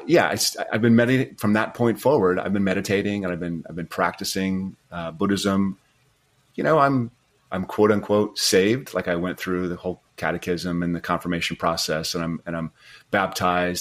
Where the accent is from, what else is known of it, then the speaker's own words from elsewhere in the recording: Rapid City, South Dakota, United States; moved away as an adult; also born or lived in Montana; I was raised in Rapid City, South Dakota.